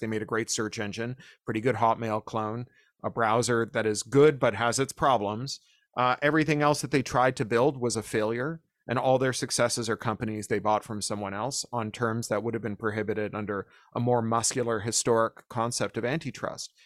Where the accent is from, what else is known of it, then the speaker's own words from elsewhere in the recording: Toronto, Ontario, Canada; when we were teenagers growing up in Toronto